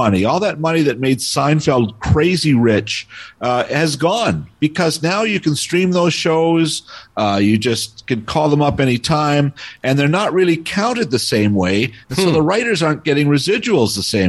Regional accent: Toronto, Ontario, Canada; moved away; I grew up in Toronto and would take the subway as an 8-year-old anywhere

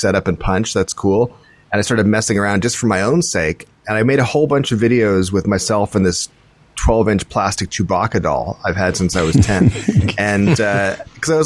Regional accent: Scotland, United Kingdom; we're Scottish

